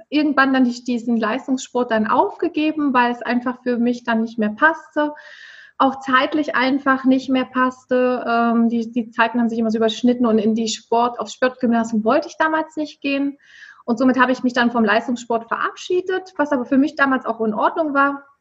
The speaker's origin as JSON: {"language": "German", "town": "Erfurt", "region": "Thuringia", "country": "Germany", "said": "Genau, also ich komme aus der Landeshauptstadt von Thüringen, wie du es ja so schön schon angekündigt hast, aus Erfurt mich hat es nur in der Ausbildung mal und im Studium mal ähm, von Erfurt weggezogen."}